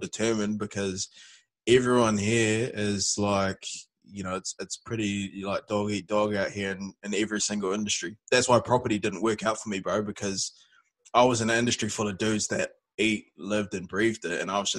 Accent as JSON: {"language": "English", "country": "Malaysia", "tie": "born or raised there", "also_born_or_lived": "New Zealand", "said": "So I grew up in Malaysia from, like, the age of six to... We were back and forth between Asia and New Zealand until I was about 11, 12, something like that."}